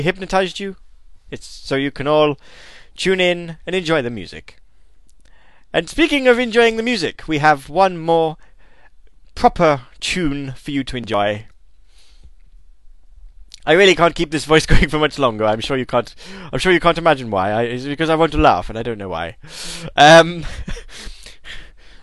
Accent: United Kingdom; I'm British

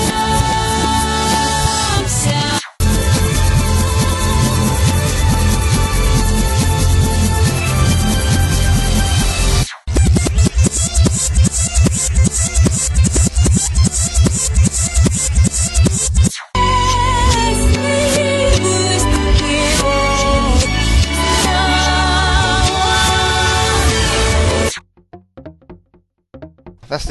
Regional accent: Dudley, West Midlands, United Kingdom; I'm from Dudley, of course

